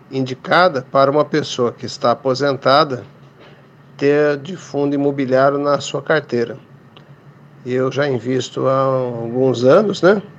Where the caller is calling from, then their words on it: São José dos Campos, São Paulo, Brazil; sou de São José dos Campos, São Paulo, no Vale do Paraíba.